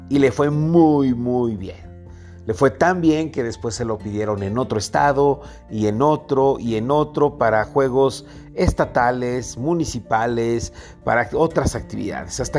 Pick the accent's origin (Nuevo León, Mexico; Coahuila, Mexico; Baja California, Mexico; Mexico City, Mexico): Nuevo León, Mexico; Monterrey; born there; Monterrey y él también, y los dos teníamos eh, una vecindad muy cercana, la casa donde él vivía y mi casa donde yo nací y estaba mi mamá, eran muy cercanas.